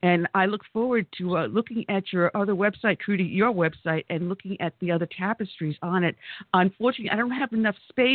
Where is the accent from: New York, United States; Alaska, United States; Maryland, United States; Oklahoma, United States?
New York, United States; accent: New York; now in South Carolina, United States; I'm originally from New York